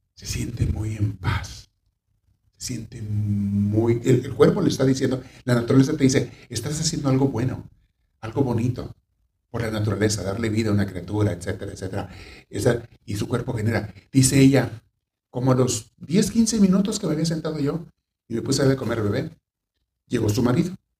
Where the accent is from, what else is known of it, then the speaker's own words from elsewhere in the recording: Mexico; Hay una ciudad de México donde yo estuve en el seminario. Cuando recién me fui de chiquillo, pues, tenía 14 años